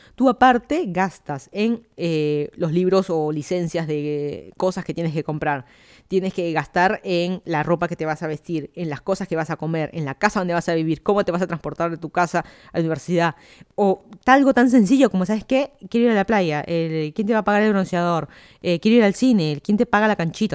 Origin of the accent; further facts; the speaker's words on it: Lima, Peru; moved away as an adult; also born or lived in Miami, United States / Fairfax County, Virginia, United States; now in Virginia, United States; yo soy de Lima, Perú. Me mudé a Estados Unidos hace tres años, más o menos.